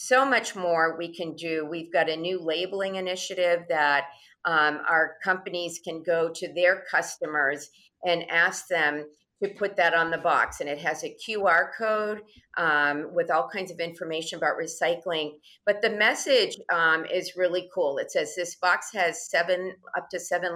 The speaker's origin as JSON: {"language": "English", "region": "Massachusetts", "country": "United States", "tie": "born or raised there", "said": "I grew up in Massachusetts"}